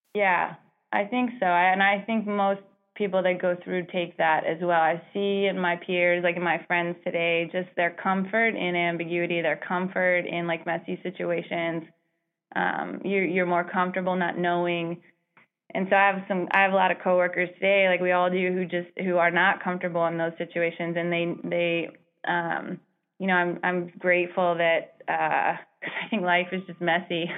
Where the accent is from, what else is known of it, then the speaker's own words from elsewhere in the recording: Baltimore, Maryland, United States; I grew up in Baltimore City